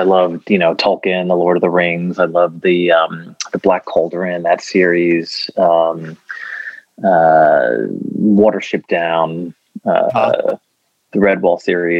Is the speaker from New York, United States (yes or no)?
yes; White Plains, New York, United States; now in Queens, New York, United States; I was born in White Plains, New York.